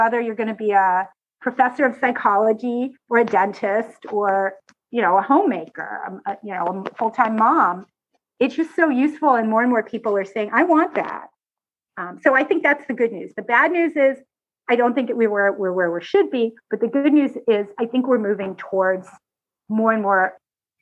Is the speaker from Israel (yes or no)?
yes; Israel; I'm Israeli